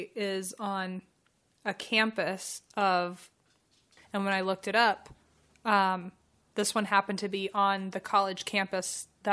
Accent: Virginia, United States; moved away; I'm from Virginia.

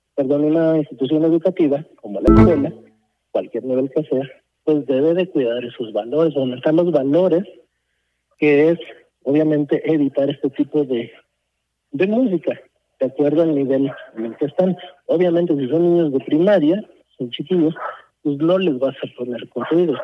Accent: United States; now in Mexico; yo crecí en Estados Unidos

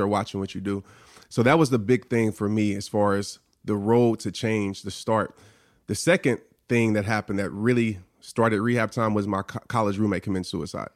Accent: New Orleans, Louisiana, United States; born or raised there

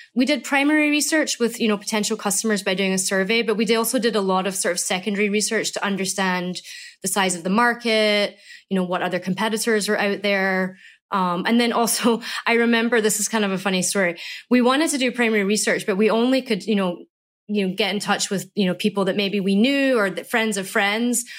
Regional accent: Scotland, United Kingdom; moved away; I'm from Scotland.

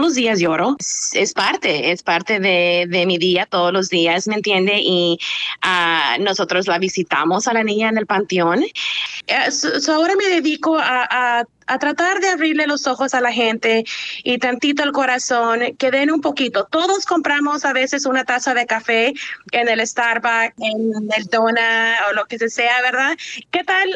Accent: Usulután, El Salvador; now in Santa Ana, United States; Vivo en Santana, pero nací en, en, en Usulután, sí, pero vivo en Santana

